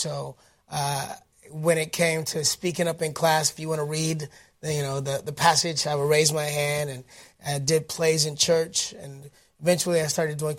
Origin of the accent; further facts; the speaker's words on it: Detroit, Michigan, United States; I was born and raised in Detroit, Michigan.